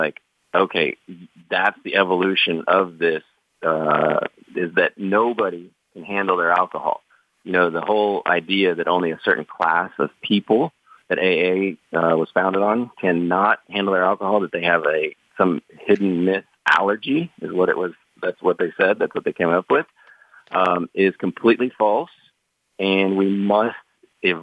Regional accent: Oklahoma, United States; I grew up super poor in Oklahoma

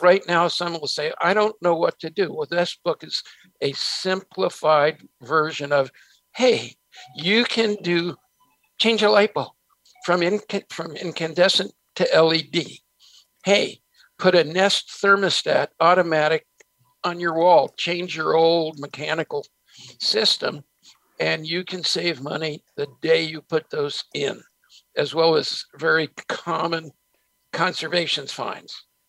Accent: San Francisco, California, United States; also born or lived in New Jersey; we moved from New Jersey to San Francisco, and I was a street kid in San Francisco till I hit high school.

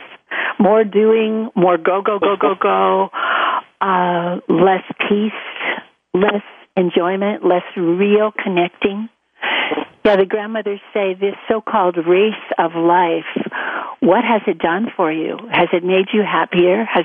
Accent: United States; being an American

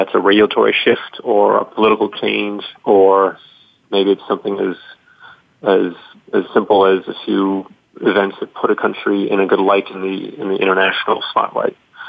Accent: Spain; also born or lived in Russia; Well, I've lived outside the United States for most of my life. I grew up in Spain, and then I lived in Russia for about 9 years.

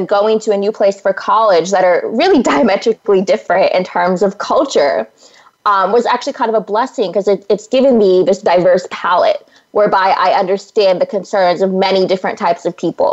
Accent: Central Valley of California, United States; moved away as an adult; I come from the Central Valley of California, which is just a bounty of wonderful agricultural produce.

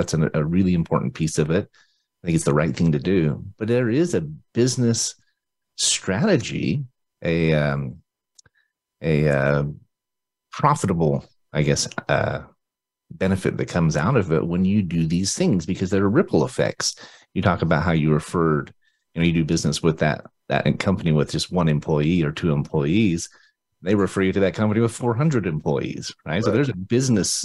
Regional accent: Utah, United States; I'm from Utah

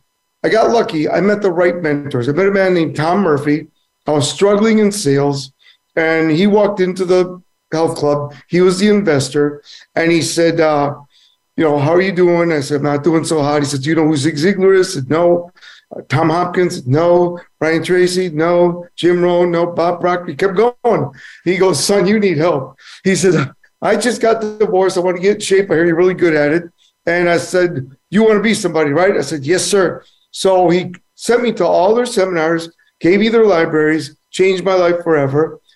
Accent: Cuba; born there; moved away; also born or lived in Miami / Joliet, Illinois; Well, I was born in a foreign country. I was born in Cuba. And my father felt communism would escape, would rule the country. So we escaped.

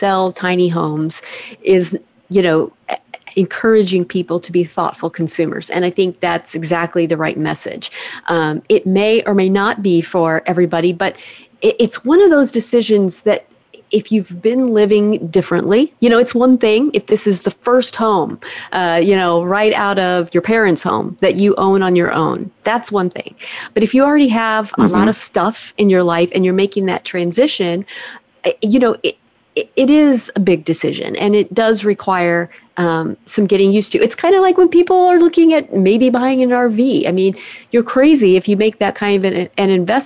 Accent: California, United States; my home state of California

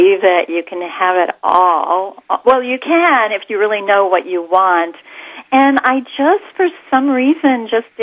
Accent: New York, United States; So I'm of Greek descent. I was born in New York

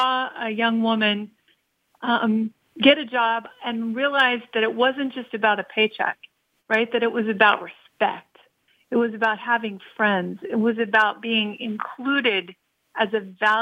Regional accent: Kansas, United States; I grew up in a little town in the middle of nowhere in Kansas

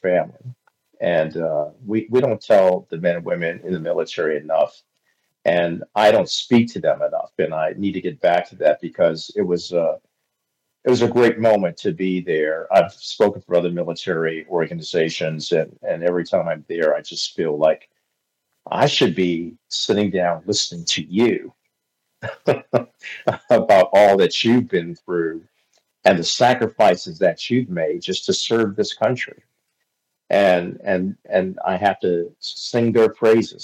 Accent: Hagerstown, Maryland, United States; moved away as an adult; also born or lived in Tulsa, Oklahoma; I started in radio at the age of 16 in my hometown of Hagerstown, Maryland

